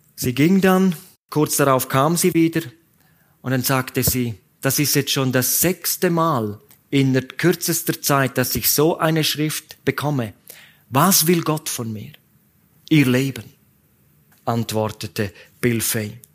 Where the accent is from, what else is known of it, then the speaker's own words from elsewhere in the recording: Graubünden, Switzerland; die Bahn, die in meiner Heimat hin und her fährt